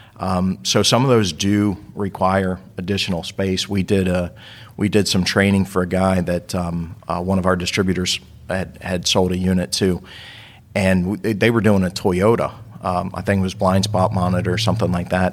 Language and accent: English; Baltimore, Maryland, United States; moved away; also born or lived in Northeast US / Southeast US; I grew up in Baltimore